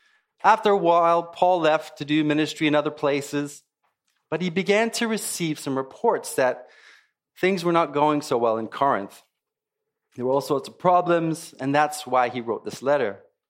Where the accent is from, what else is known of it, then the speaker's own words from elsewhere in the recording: South Africa; also born or lived in Zimbabwe; It used to be called Rhodesia, now it's called Zimbabwe. And then I grew up in South Africa, actually.